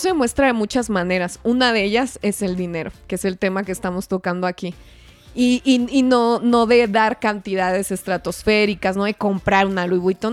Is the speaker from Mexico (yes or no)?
yes; Parral, Chihuahua, Mexico; moved away; allá en Parral, un saludo, por cierto, a mi pueblo